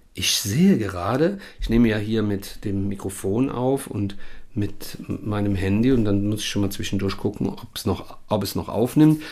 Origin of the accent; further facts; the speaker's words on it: Rhineland, Germany; hier bei uns im Rheinland